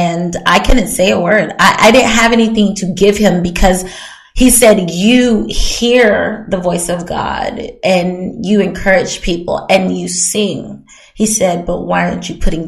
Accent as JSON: {"language": "English", "region": "Hawaii", "country": "United States", "tie": "born or raised there", "also_born_or_lived": "Germany", "moved": "yes", "said": "I grew up in Hawaii, was born in Germany. Didn't really remember Germany, but Hawaii, like, it was, but Hawaii was America still."}